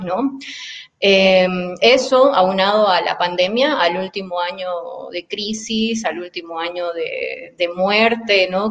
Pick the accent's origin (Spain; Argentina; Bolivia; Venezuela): Bolivia; moved away as an adult; now in Puebla, Mexico; soy boliviana